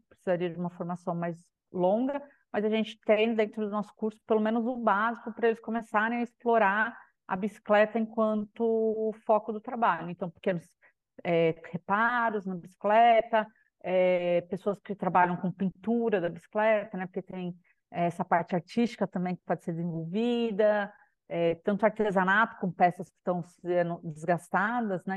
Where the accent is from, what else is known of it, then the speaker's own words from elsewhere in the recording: São Paulo, Brazil; moved away as an adult; now in Macaé, Brazil; sou de São Paulo, né, mas atualmente estou morando aqui em Macaé, no Rio de Janeiro